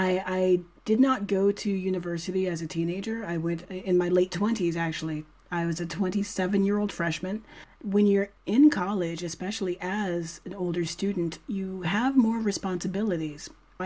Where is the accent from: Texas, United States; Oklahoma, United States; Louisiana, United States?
Louisiana, United States; New Orleans; moved away as an adult; also born or lived in Atlanta, Georgia; now in Madrid, Spain; I am from New Orleans, Louisiana, with a side of Atlanta, Georgia. I say that because joint custody is a thing. I was raised in two major cities, shuttling back and forth. I call both of them home.